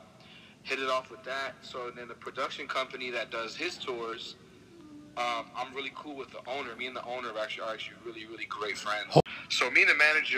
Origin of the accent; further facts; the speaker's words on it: Egg Harbor City, New Jersey, United States; also born or lived in Brooklyn, New York; I was born in Brooklyn, New York until the age of like 6 or 7, I think. And I moved to New Jersey, went to school in South Jersey, Egg Harbor City, and flip-flopped from Brooklyn to Egg Harbor City my whole life